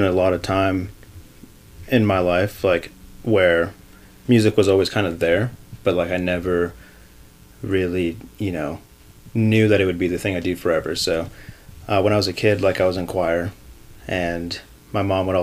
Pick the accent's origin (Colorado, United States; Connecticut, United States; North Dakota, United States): Colorado, United States; Aurora; now in Fort Collins, United States; I grew up in Aurora